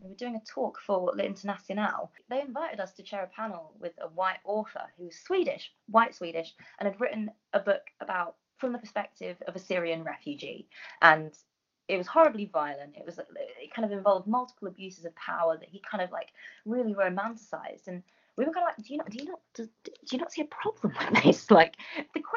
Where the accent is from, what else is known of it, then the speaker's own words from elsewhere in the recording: London, United Kingdom; a brown girl growing up in North London